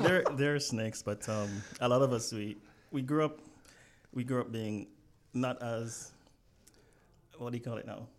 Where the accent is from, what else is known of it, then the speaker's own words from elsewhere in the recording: Jamaica; I grew up in well, just outside of Kingston